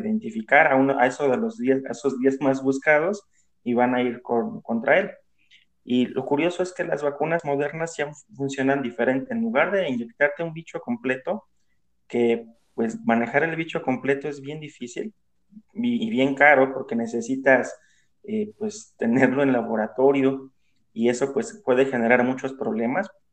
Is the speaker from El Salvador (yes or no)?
no; Mexico; como decimos aquí en México